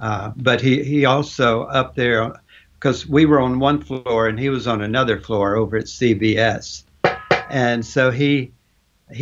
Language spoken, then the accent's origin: English; Arkansas, United States; moved away; also born or lived in Albuquerque, New Mexico / Los Angeles; We're both from Arkansas